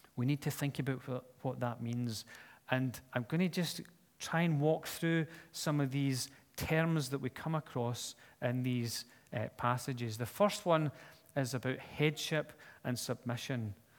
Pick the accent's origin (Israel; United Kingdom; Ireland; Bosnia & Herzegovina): United Kingdom; Scotland; I'm Scottish